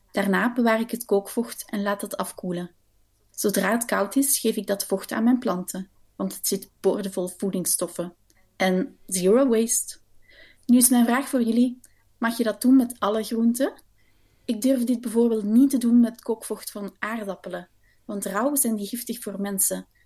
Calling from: Willebroek, Flanders, Belgium; uit Willebroek en ik ben een grote fan van jullie.

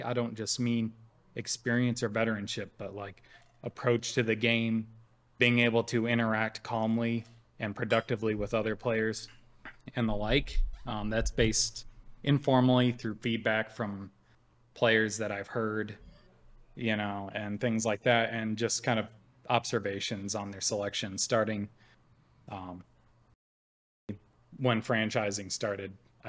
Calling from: New Hampshire, United States; And this time I'm calling from New Hampshire.

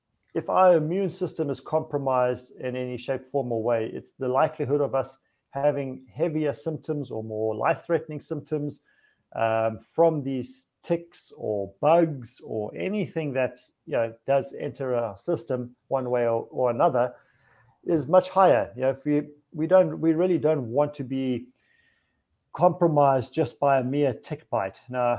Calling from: Hungary; I'm speaking from Hungary.

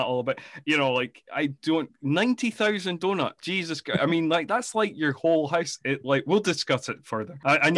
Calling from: Scotland, United Kingdom; I mean, I'm recording from Scotland, the home of the deep fried Mars bar.

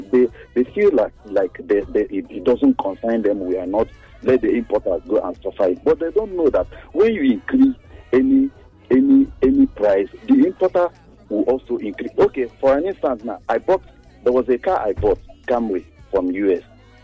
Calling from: Lekki, Lagos, Nigeria

